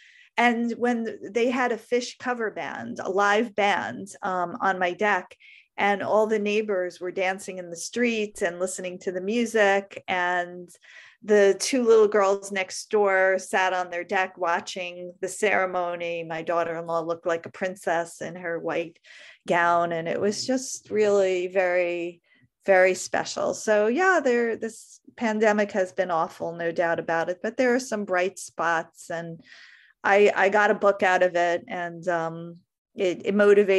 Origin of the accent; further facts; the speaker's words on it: Brooklyn, New York, United States; it's a lot bigger than the 2-bedroom, 1-bathroom house I grew up in Brooklyn, but it's not palatial by any stretch of the imagination.